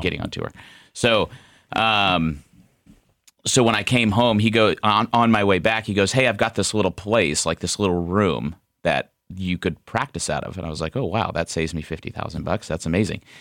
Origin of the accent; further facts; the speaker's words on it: Ohio, United States; moved away as an adult; also born or lived in Scottsdale, Arizona; we moved home back to Ohio from Scottsdale, where I'm originally from